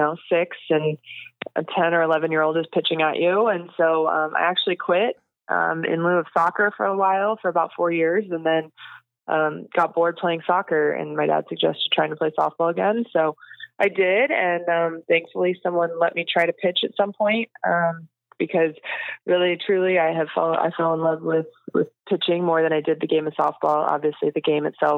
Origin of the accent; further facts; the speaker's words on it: Texas, United States; growing up in Texas, you choose either Aggies or Longhorns at a young age.